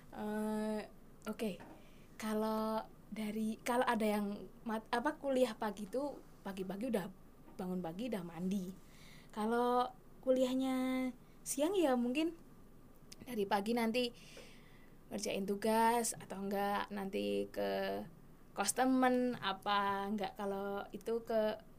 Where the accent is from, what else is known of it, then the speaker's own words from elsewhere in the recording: Bantul, Special Region of Yogyakarta, Indonesia; asal saya dari Bantul